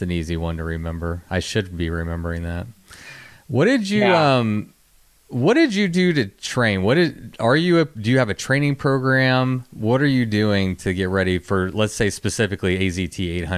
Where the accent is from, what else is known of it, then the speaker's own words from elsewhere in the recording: Texas, United States; I grew up in Texas and have dealt with heat my whole life